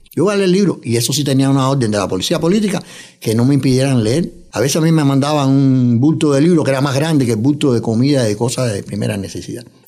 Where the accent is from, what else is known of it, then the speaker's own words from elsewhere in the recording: Cuba; moved away as an adult; also born or lived in New York, United States; now in United States; He trabajado en varios órganos de prensa en mi país natal, en Cuba, también aquí en Estados Unidos, en Nueva York